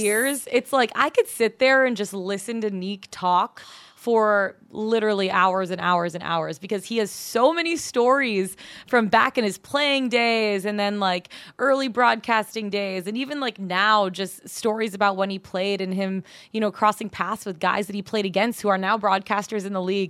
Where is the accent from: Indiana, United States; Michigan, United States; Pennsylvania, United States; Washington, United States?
Michigan, United States; Auburn Hills; moved away as an adult; also born or lived in Denver; now in Atlanta, United States; I grew up born and raised a little bit north of Detroit. Actually, Auburn Hills where the Pistons used to play.